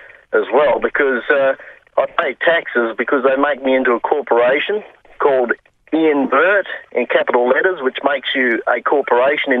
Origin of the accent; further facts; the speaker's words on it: Kalgoorlie, Western Australia, Australia; also born or lived in Mount Lawley, Perth; I wasn't born in Kalgoorlie. I was born in Mount Lawley, actually. But, I've been there for 47 of my 48 years.